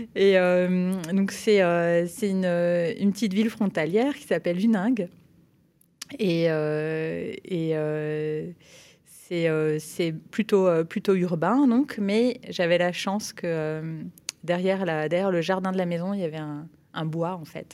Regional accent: French side of the border near Basel, Grand Est, France; moved away; also born or lived in Perche; je suis née à, Bâle, euh, en Suisse, mais j'ai grandi euh, sur la frontière, côté français

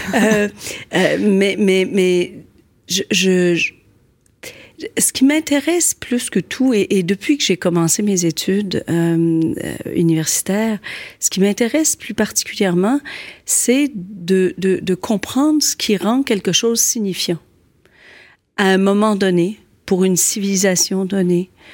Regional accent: Quebec City, Quebec, Canada; born or raised there; moved away as an adult; now in Montreal, Canada

